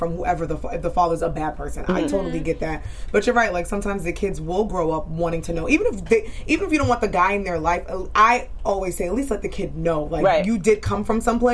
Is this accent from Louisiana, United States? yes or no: no; New York, United States; I'm from New York